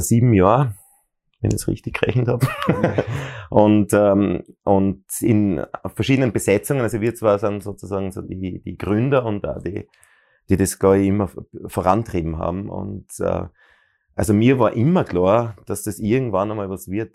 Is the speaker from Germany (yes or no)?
no; Bruck an der Mur, Styria, Austria; now in Graz, Austria; ich bin in Bruck an der Mur geboren